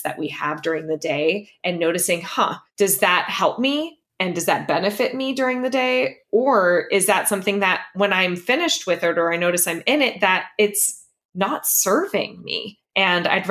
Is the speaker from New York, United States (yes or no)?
no; Los Angeles, California, United States; moved away as an adult; now in San Francisco, United States; we left our entire built-in community behind of friends, of family, of everyone that I knew I had grown up with that was still in Los Angeles